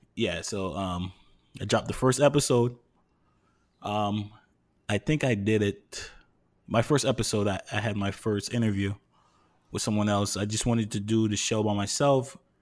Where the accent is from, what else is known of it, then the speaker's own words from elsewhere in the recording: New York, United States; moved away as an adult; now in Harrison, New Jersey, United States; born and raised in New York